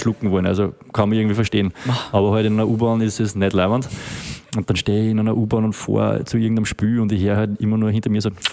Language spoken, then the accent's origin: German; Steyr, Upper Austria, Austria; now in Vienna, Austria; ich bin aus Steyr